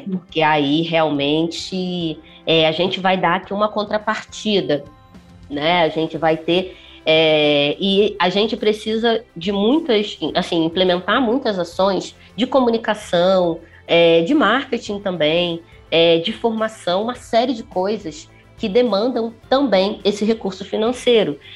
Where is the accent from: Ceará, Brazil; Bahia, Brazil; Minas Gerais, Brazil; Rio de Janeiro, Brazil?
Rio de Janeiro, Brazil; accent: carioca; moved away as an adult; now in São Paulo, Brazil; Eu sou carioca, a Piraporiando nasceu no Rio, mas a gente começou a vir aos pouquinhos para São Paulo e estamos aqui há quase três anos, aqui em Pinheiros